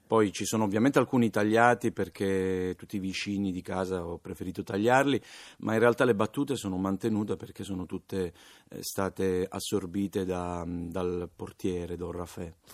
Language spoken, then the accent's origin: Italian; Palermo, Sicily, Italy; Sono palermitano